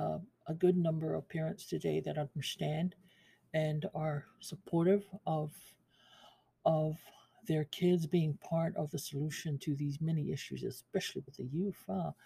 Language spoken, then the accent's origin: English; Pango, Tonga; You guys are from Fungongo, CCAS. I'm from Pango.